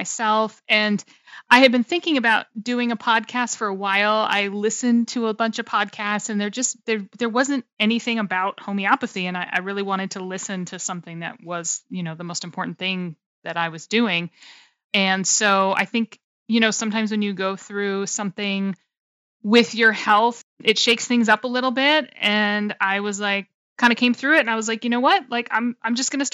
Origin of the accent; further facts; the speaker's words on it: Maine, United States; moved away as an adult; also born or lived in California; I grew up in Maine, which is on the northeast, most northeastern state in the US